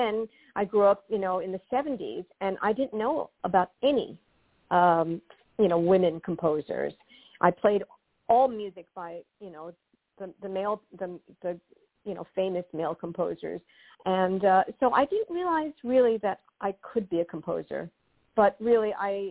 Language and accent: English; New York City, New York, United States; I was born and raised in Forest Hills, Queens.